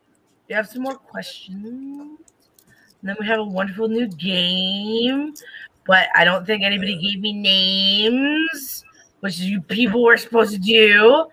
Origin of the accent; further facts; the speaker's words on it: New Jersey, United States; I'm from New Jersey anyways, so.